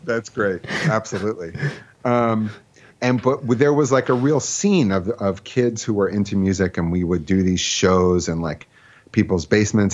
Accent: Philadelphia, Pennsylvania, United States; also born or lived in Brooklyn / Riverdale; now in White Plains, United States; I grew up in Philadelphia

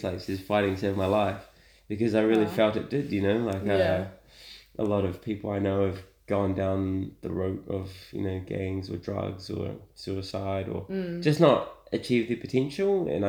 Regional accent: Auckland, New Zealand; I'm from here. I'm from Auckland.

